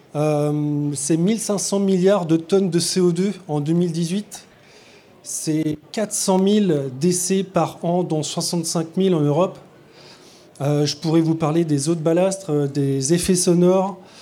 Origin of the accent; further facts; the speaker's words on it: Brest, Brittany, France; je suis né à Brest